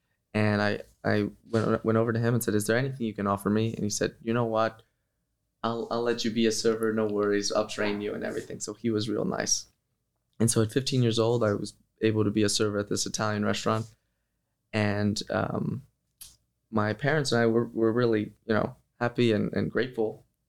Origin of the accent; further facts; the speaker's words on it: Kosovo; born there; Yes, I was born in Kosovo.